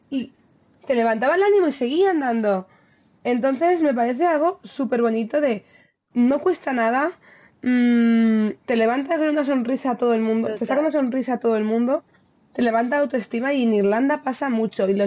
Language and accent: Spanish; United States; Porque puedo, porque soy eh, de Estados Unidos de América.